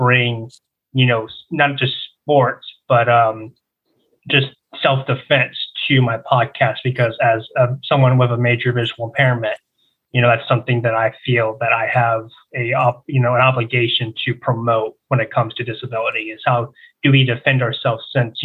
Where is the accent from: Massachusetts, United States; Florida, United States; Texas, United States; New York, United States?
Florida, United States; Pensacola; moved away as an adult; now in Tampa Bay area, United States; Pensacola was where I was born and raised